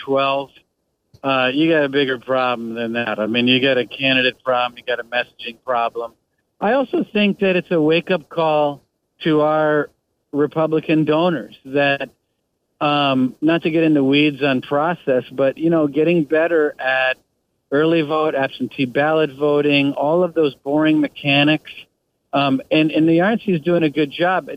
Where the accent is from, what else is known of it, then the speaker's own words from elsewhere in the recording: Wisconsin, United States; I grew up in Wisconsin.